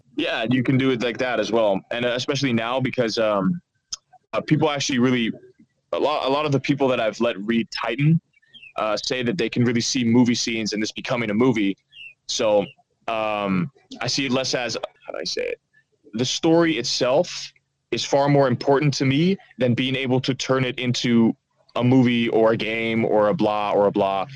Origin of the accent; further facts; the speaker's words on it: Netherlands; first language Dutch; English is a second language; moved away as an adult; also born or lived in Amsterdam; I'm, I'm a half American, but I lived in uh, the Netherlands for most of my life